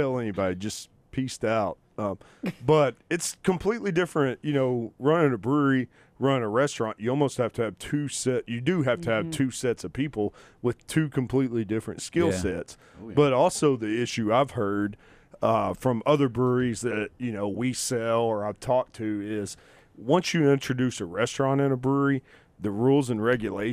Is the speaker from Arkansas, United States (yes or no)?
yes; Arkansas, United States; accent: southern; I'm from Arkansas